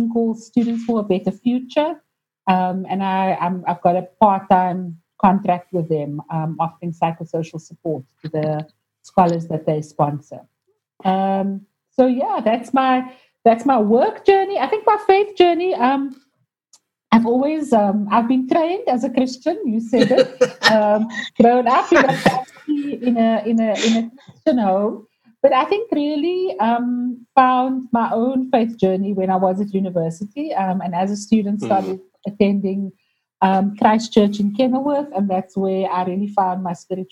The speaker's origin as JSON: {"language": "English", "town": "Cape Town", "region": "Western Cape", "country": "South Africa", "tie": "born or raised there", "said": "I grew up in Grassy Park, so those are my roots. Mom and Dad still live there."}